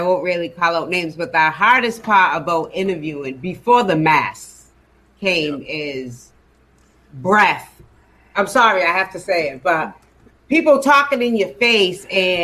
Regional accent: New Bedford, Massachusetts, United States; moved away as an adult; now in Atlanta, United States; I'm from New Bedford

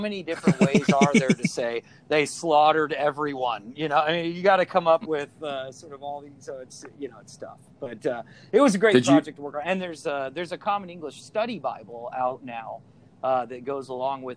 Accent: Atlanta, Georgia, United States; moved away; I'm from Atlanta, you know, hot Atlanta, the ATL, the dirty, all that.

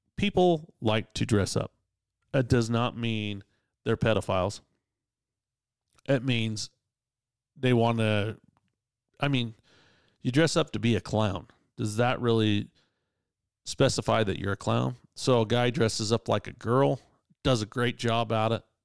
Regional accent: Utah, United States; I'm from Utah

